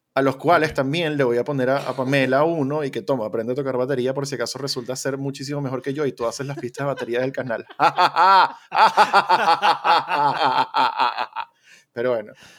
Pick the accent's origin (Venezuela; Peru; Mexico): Venezuela; moved away; venimos de Venezuela comunista